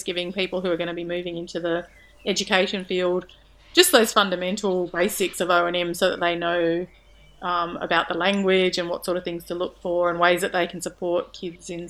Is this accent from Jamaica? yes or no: no; Perth, Western Australia, Australia; now in Melbourne, Australia; when I was growing up in Perth